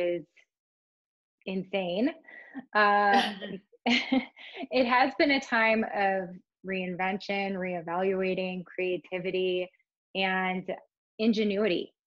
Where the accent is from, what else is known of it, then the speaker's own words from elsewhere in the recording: Cleveland, Ohio, United States; moved away as an adult; also born or lived in New York City; I grew up in Cleveland, Ohio